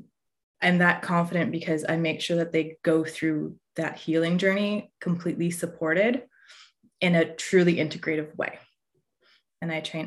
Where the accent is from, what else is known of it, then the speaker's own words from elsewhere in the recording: Newmarket, Ontario, Canada; I grew up in Newmarket, Ontario